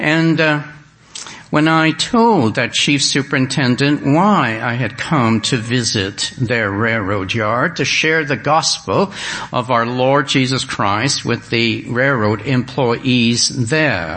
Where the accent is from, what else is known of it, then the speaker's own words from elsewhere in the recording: Canada; I'm from Canada